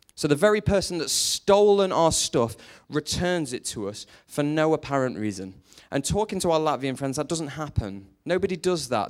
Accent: Lancashire, North West England, United Kingdom

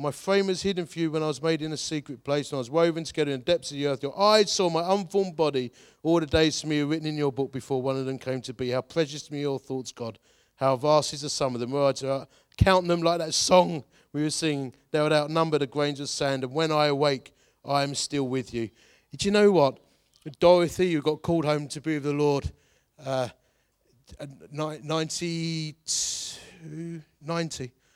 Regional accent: Hornchurch, London, United Kingdom; Growing up in Horn Church

